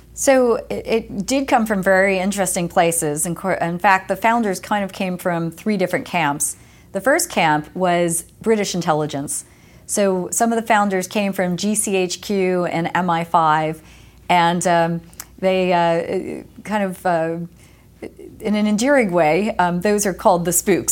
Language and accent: English; Lake Apache, New Jersey, United States; moved away as an adult; also born or lived in West Coast, United States; I grew up in New Jersey